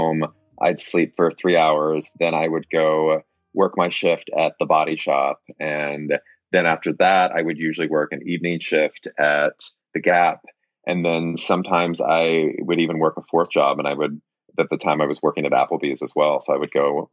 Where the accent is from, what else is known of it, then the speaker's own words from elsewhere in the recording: Springfield, Missouri, United States; moved away; my hometown